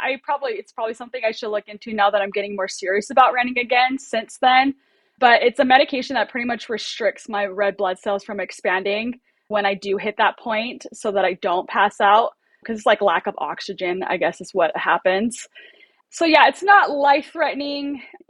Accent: Oceanside, California, United States; I grew up in Oceanside, California, so there was a ton every weekend, and she just loved it.

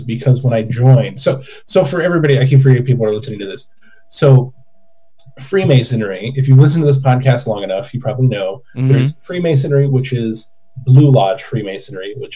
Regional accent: Oregon, United States; moved away; also born or lived in California; even though I'm from Oregon

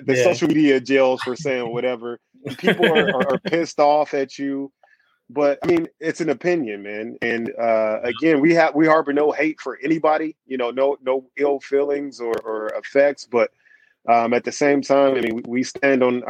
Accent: Washington, District of Columbia, United States; now in San Diego, United States; I'm originally from Washington, D.C., but I've been here in San Diego since the year 2000

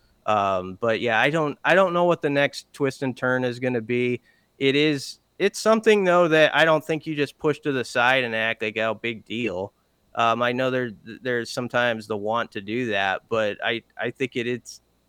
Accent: Omaha, Nebraska, United States; I was born and raised in Omaha

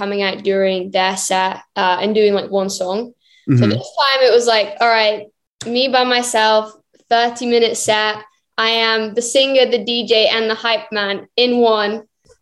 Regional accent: Birmingham, West Midlands, United Kingdom; moved away as an adult; now in Los Angeles, United States; I spent my whole like childhood, like growing up in Birmingham

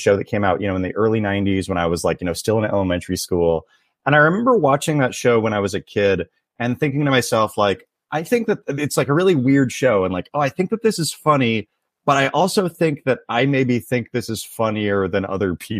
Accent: Tulalip Reservation, north of Seattle, Washington, United States; moved away as an adult; now in Los Angeles, United States; I grew up on the Tulalip Reservation, which is about 45 minutes north of Seattle

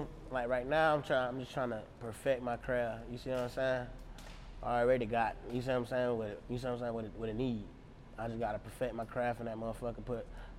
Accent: Portland, Oregon, United States; I'm from Rosemary in Portland, you see what I'm saying?

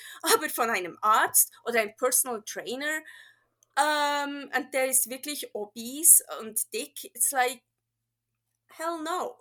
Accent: Bern, Switzerland; accent: Swiss / Bernese German; first language Bernese German; German is a second language; also born or lived in California; now in Reno, United States; ich bin ja in der Schweiz aufgewachsen

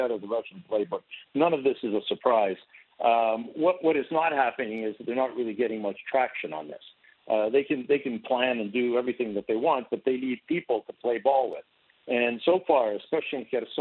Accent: Canada; now in Ukraine; I'm a Canadian

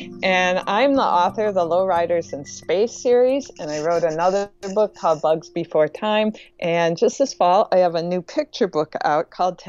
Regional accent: Midwest, United States; also born or lived in Wisconsin / Minnesota; And also of growing up in the Midwest, where snow was pretty much half of your year in Wisconsin and Minnesota.

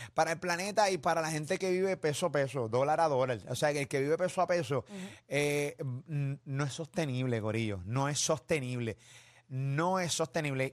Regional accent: Venezuela; moved away; los venezolanos que, viven fuera ¿no? de, de, Venezuela

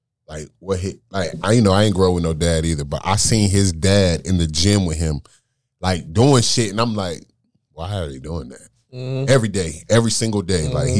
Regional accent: Raleigh, North Carolina, United States

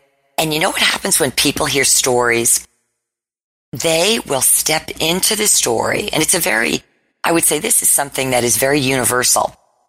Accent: United States; I'm from the New York, New Jersey area. I come from an Italian background.

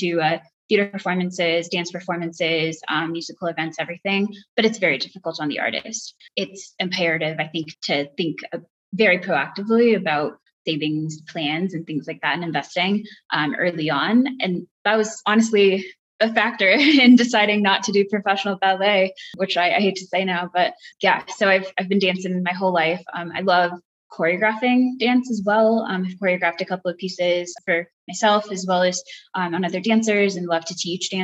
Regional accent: Boulder, Colorado, United States; also born or lived in Chennai, India; I am located in the area around Boulder, Colorado, and have been living here most of my life

